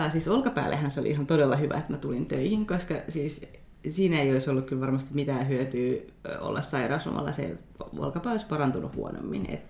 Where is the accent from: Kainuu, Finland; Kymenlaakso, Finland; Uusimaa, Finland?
Kainuu, Finland; Kajaani; moved away as an adult; also born or lived in Helsinki / Vantaa; mä oon siis Kajaanista kotoisin